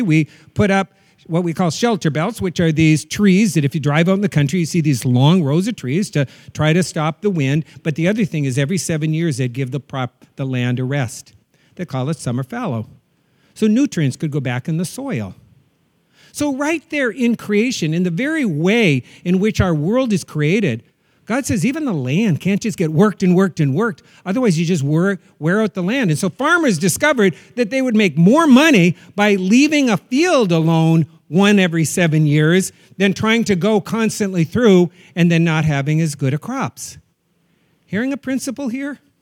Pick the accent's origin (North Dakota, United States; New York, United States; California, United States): North Dakota, United States; When I was a kid growing up in North Dakota